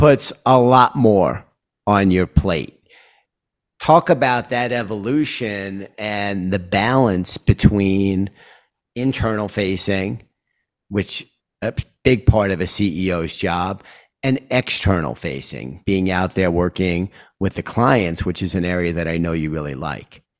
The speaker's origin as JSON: {"language": "English", "town": "New York City", "region": "New York", "country": "United States", "said": "as a New Yorker"}